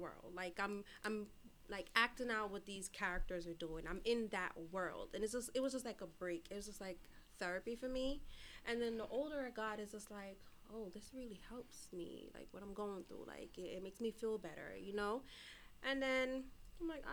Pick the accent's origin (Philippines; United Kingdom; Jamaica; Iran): Jamaica; moved away; I was born here, but I was raised in Jamaica for 11 years.